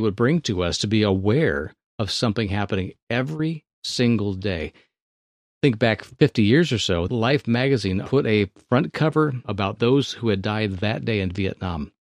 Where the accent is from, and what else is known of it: Thousand Oaks, California, United States; born or raised there